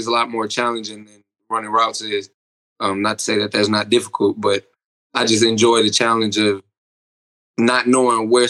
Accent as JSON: {"language": "English", "town": "Milwaukee", "region": "Wisconsin", "country": "United States", "moved": "as an adult", "lives_now": "Oklahoma, United States", "said": "I'm originally from Milwaukee, Wisconsin"}